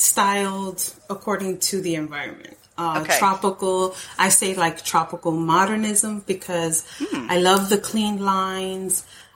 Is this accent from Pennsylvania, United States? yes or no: no; New York, United States; now in Florida, United States; I'm from New York.